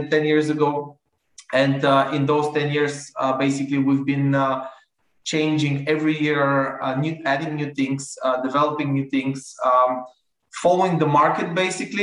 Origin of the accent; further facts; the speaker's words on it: Bulgaria; I'm from Bulgaria, where the big part of operations are located.